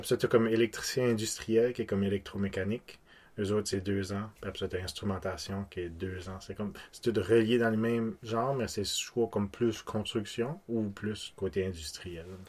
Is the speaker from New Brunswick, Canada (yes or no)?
yes; Petit-Rocher, New Brunswick, Canada; j'ai grandi à Petit Rocher